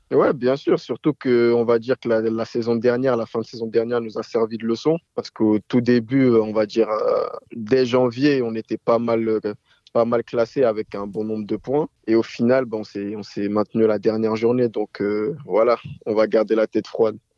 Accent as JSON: {"language": "French", "country": "France", "tie": "born or raised there", "said": "moi, je suis né en France"}